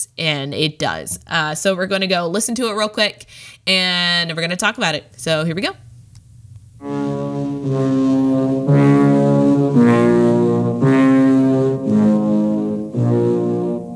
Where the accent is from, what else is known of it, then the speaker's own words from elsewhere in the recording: Midwest, United States; I'm from the Midwest